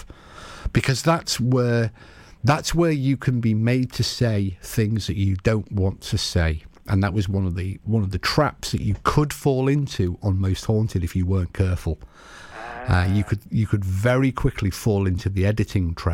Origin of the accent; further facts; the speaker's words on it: United Kingdom; accent: British; we are British.